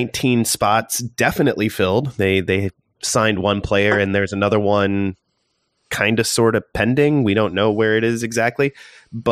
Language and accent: English; Southern Indiana, United States; My very first job ever in my hometown in Southern Indiana was at the Knob Hill Tavern, bussing tables